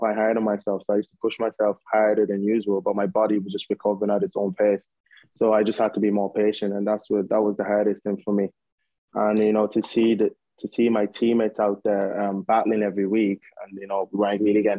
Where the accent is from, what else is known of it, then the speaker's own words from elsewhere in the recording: Ireland; moved away as an adult; I grew up in Ireland